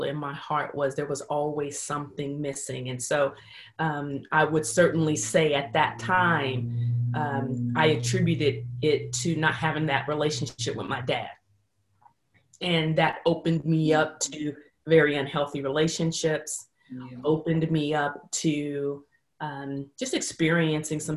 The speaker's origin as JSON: {"language": "English", "area": "San Francisco Bay Area", "region": "California", "country": "United States", "tie": "born or raised there", "moved": "yes", "said": "I'm originally born and raised in the San Francisco Bay Area"}